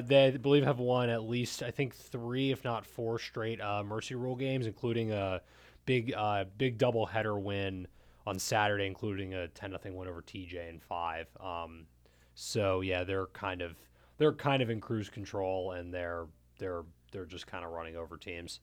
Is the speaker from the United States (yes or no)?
yes; Montgomery County, Maryland, United States; I'm from Montgomery County